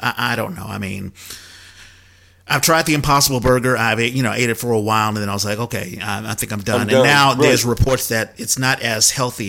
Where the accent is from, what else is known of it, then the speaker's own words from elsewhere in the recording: Washington, District of Columbia, United States; moved away; I always felt that I was privileged because I grew up in Washington, D.C., which made a place for African-Americans to have a middle-class family. Like, I grew up in a five-bedroom house that by courtesy of my grandfather who owned property.